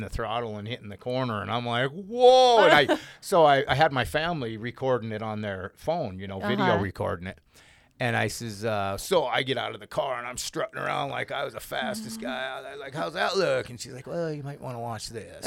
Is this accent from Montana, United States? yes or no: yes; Butte, Montana, United States; moved away as an adult; now in Great Falls, United States; I'm from Butte originally, and I just moved up here to Great Falls.